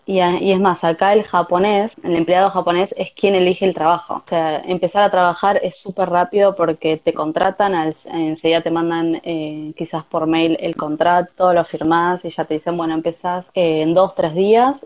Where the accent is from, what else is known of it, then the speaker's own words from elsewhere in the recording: Avellaneda, Buenos Aires Province, Argentina; moved away as an adult; now in Tokyo, Japan; Soy de Buenos Aires, de Avellaneda, zona sur.